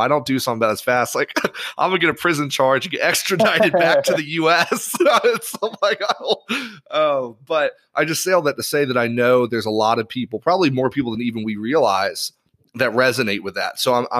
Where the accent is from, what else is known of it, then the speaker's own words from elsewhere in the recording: Ireland; So for those that are listening, I grew up in Ireland and I'm in a private school.